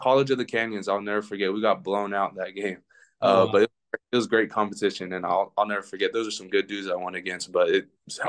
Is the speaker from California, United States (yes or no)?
yes; San Diego, California, United States; moved away; also born or lived in Portland, Oregon; Growing up in San Diego